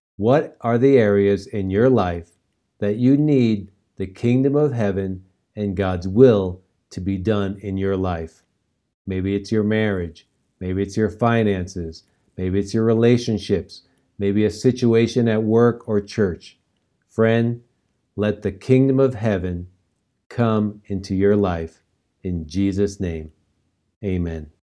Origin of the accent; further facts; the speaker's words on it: New York, United States; now in Colorado, United States; New York, where I grew up